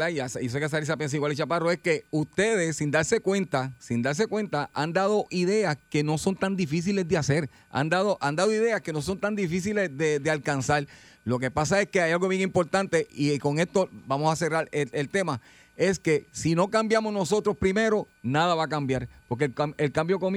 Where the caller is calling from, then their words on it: Mayagüez, Puerto Rico; De acá de Mayagüez.